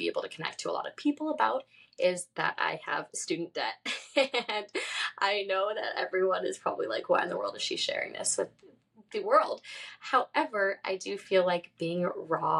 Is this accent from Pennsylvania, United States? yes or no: no; San Diego, California, United States; moved away as an adult; also born or lived in Florida; I grew up in San Diego, California